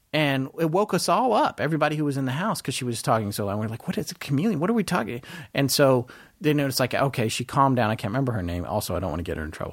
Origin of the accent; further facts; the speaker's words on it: North Carolina, United States; also born or lived in Death Valley, California / Denver, Colorado; I lived in Denver till I was eight or nine, and then from that point forward, I lived in North Carolina with my mom.